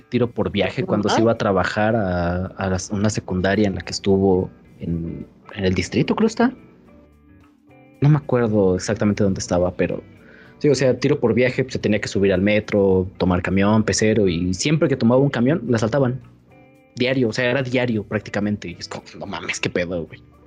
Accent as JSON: {"language": "Spanish", "country": "Mexico", "said": "Vivir en México siendo mexicano"}